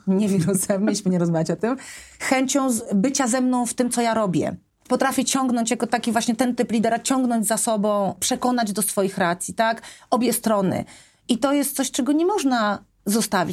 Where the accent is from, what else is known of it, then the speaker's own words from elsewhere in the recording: Poland; wyjechałam z Polski w takich trudnych momentach